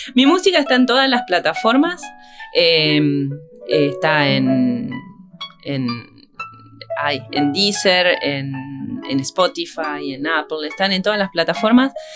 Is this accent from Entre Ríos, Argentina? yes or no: yes; Concepción del Uruguay, Entre Ríos, Argentina; Yo soy de Concepción del Uruguay y empecé a estudiar el arpa allí a los nueve años